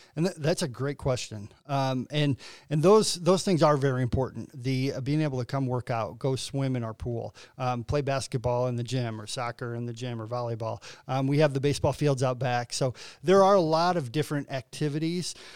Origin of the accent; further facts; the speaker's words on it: LaSalle, Illinois, United States; now in Quincy, United States; I'm originally from LaSalle, Peru, um, north of Bloomington, um, probably about an hour north of Bloomington